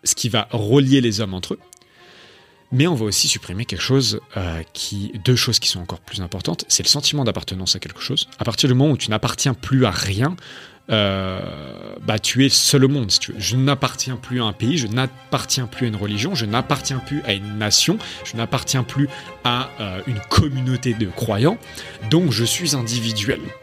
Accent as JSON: {"language": "French", "country": "France", "moved": "as an adult", "lives_now": "Hungary", "said": "je suis français"}